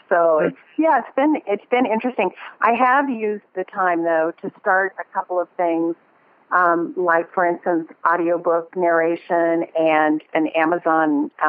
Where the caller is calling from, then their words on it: Bozeman, Montana, United States; I am, and I'm calling you from Bozeman, Montana.